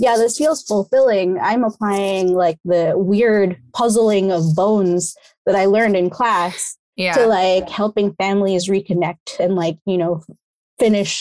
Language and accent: English; New York City, New York, United States; also born or lived in Philippines; I grew up in New York City